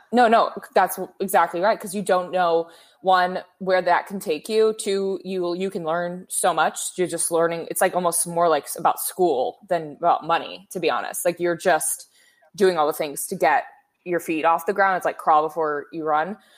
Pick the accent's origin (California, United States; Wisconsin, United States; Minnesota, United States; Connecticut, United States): California, United States; Bay Area; moved away as an adult; now in Los Angeles, United States; I'm from the Bay